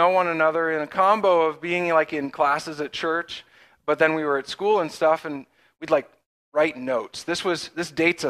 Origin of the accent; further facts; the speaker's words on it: Pennsylvania, United States; But we are from Western PA. Megan was born and raised in Oil City, just down the road. And I am a little bit from all over, but Western PA is home.